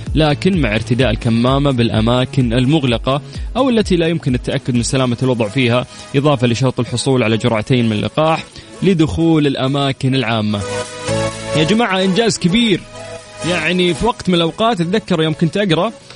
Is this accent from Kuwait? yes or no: no; Saudi Arabia; عندنا في المملكه العربيه السعوديه